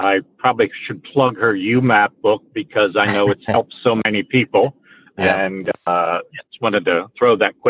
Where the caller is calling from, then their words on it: Tampa, Florida, United States; I am calling in from the Tampa Bay area, and the outside temperature is 104 degrees